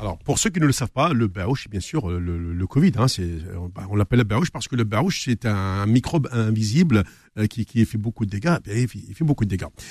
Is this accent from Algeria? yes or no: yes; Tixirt, Algeria; also born or lived in Paris, France; now in France; je me retrouve chez moi à Tixirt